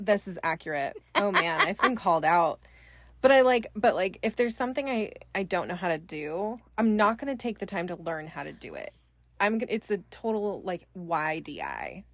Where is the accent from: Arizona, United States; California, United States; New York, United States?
California, United States; Bay Area, Northern; I am from Northern California, the Bay Area, born and raised there.